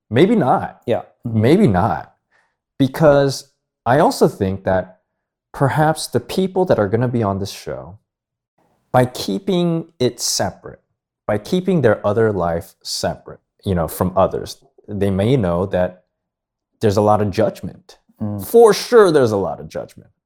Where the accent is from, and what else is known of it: Los Angeles, California, United States; born or raised there; also born or lived in Philadelphia, Pennsylvania